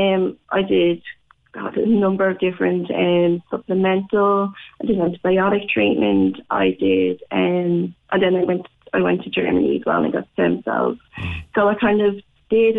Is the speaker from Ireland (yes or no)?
yes; Dublin, Leinster, Ireland; moved away as an adult; now in Cork, Ireland; I'm from Dublin. I lived in Dublin at the time, and now in Cork